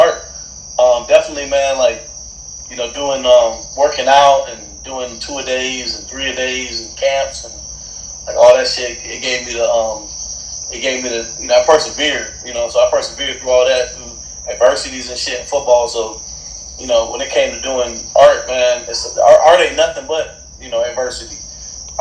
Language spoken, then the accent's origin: English; Stone Mountain, Georgia, United States; also born or lived in Decatur, Georgia; I grew up over there in Stone Mountain